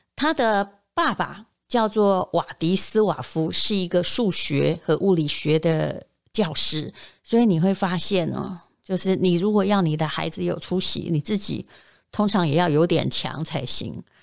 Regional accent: Yilan County, Taiwan; 我在宜兰长大，随着青春期上国中之后

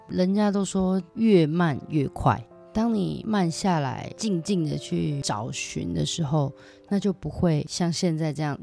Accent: Taiwan; now in Japan; 从小生活在这里

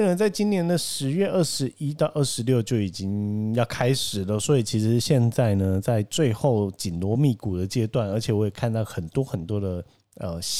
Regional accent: Tainan, Taiwan; 我是身为台南人的

